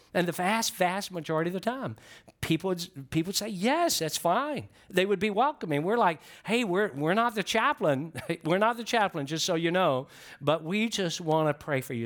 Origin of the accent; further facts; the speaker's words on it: Georgia, United States; I'm from Georgia